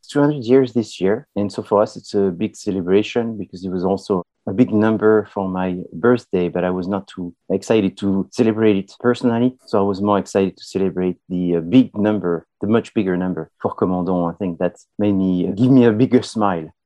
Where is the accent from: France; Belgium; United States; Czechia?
France; I'm from France